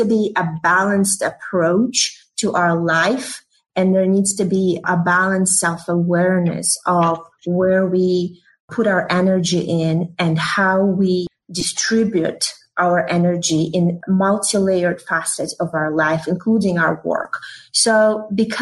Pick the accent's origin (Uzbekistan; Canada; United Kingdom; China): Uzbekistan; moved away as an adult; also born or lived in Russia; now in United States; I was born in the Soviet Union. And then, as you may know, it fell apart in 1991, and generated a new country, Uzbekistan, where I grew up.